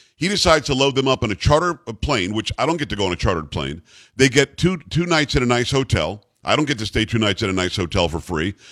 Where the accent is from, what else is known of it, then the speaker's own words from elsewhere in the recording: South Florida, United States; I grew up in South Florida, and I was there for, for much of my, my life